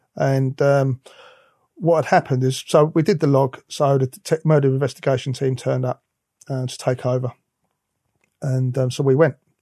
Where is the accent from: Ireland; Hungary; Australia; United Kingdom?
United Kingdom; London; I'm from the East End of London.